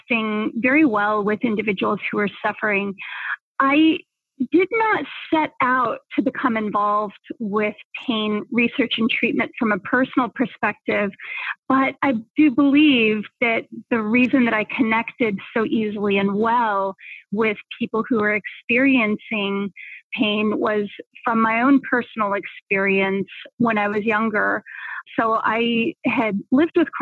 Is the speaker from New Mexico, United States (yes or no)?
yes; southern New Mexico, United States; moved away as an adult; also born or lived in Boulder, Colorado; I grew up in southern New Mexico, you know, which is really at the very bottom of the United States, in a small town that was very close to Texas and the Mexican border